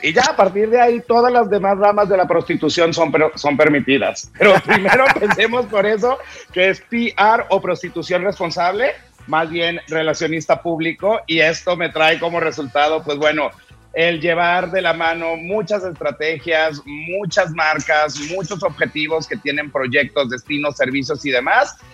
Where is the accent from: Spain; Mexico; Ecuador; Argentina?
Mexico; nosotros como mexicanos